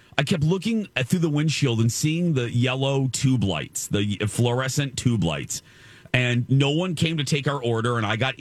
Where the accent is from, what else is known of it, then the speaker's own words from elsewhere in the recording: Michigan City, Indiana, United States; my hometown in Michigan City